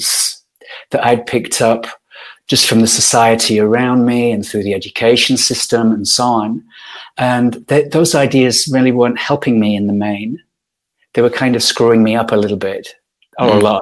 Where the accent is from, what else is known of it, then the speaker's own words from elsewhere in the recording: Yorkshire and the Humber, United Kingdom; I grew up in Yorkshire, in Northern England.